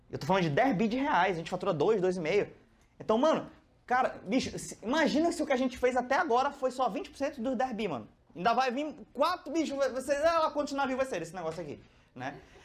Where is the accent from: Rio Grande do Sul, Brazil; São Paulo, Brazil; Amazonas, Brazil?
Amazonas, Brazil; Manaus; eu sou de Manaus